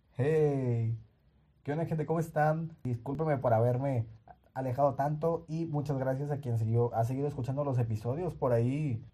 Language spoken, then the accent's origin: Spanish; Nuevo Laredo, Tamaulipas, Mexico; moved away; Yo soy de la ciudad de Nuevo Laredo y en la ciudad donde yo, donde yo nací o donde yo crecí